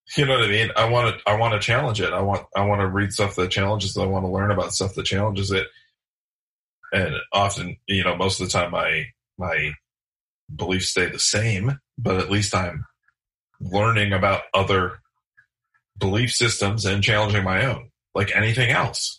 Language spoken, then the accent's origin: English; Michigan, United States; I'm from Michigan